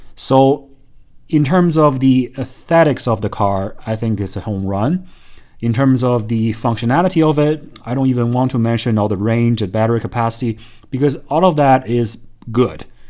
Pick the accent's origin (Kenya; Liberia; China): China; moved away; also born or lived in Hong Kong; growing up in China